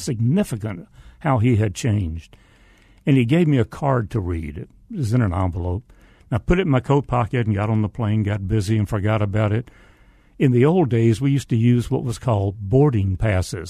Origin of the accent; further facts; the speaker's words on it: the South, United States; accent: Southern; spoke with a Southern accent